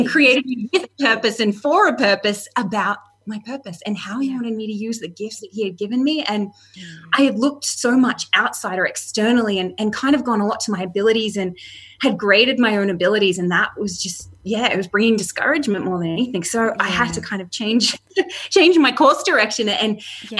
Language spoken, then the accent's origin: English; Australia; moved away as an adult; also born or lived in Canada; my husband and I moved from Canada and to live here in Australia